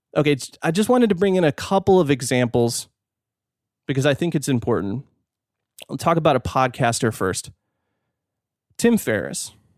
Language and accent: English; California, United States; now in Fort Worth, United States; I'm from California